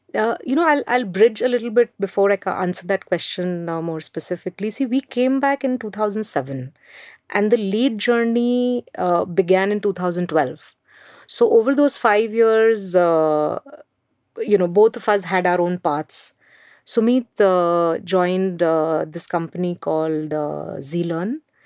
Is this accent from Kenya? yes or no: no; Mumbai, Maharashtra, India; English is a second language; I grew up in Mumbai